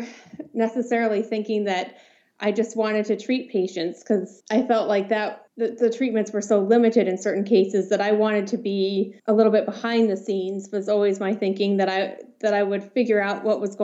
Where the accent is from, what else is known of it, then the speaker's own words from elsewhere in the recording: Los Alamos, New Mexico, United States; moved away; I grew up in Los Alamos, New Mexico